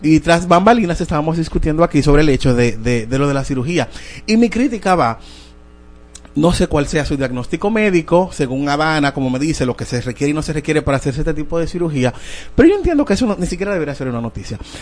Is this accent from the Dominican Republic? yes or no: yes; Dominican Republic; nosotros como dominicanos